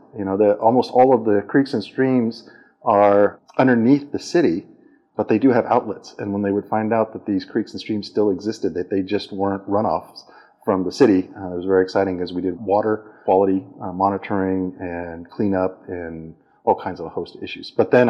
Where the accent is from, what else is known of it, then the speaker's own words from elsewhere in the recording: Umatilla Indian Reservation, Northeast Oregon, United States; also born or lived in Portland, Oregon; So I'm from Oregon originally. I was born in Portland, Oregon, but raised on the Umatilla Indian Reservation in Northeast Oregon, right along the Umatilla River, which feeds into the Big River, which is now known as the Columbia, that we know as the Necheewana.